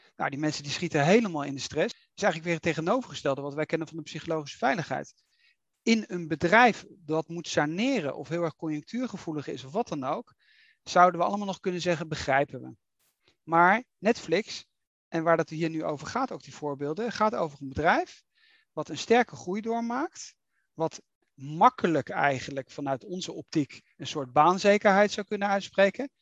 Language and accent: Dutch; Netherlands; we gaan er keihard in als Nederlanders